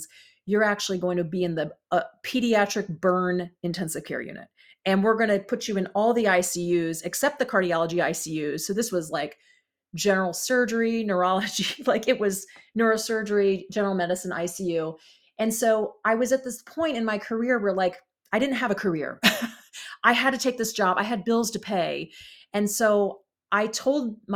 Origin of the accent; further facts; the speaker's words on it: Columbus, Ohio, United States; also born or lived in Chicago, Illinois; now in California, United States; I'm from Columbus, Ohio